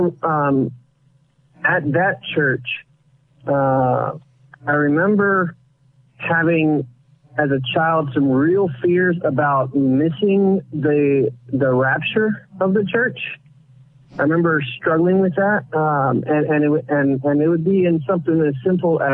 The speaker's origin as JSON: {"language": "English", "region": "Florida", "country": "United States", "tie": "born or raised there", "also_born_or_lived": "Puerto Rico", "moved": "yes", "said": "I was born in Puerto Rico, but grew up mostly in Florida"}